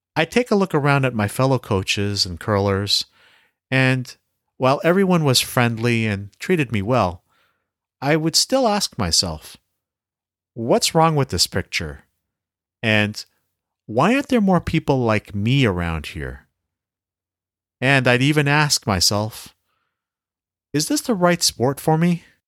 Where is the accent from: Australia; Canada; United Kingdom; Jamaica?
Canada; As a Filipino-Canadian curling coach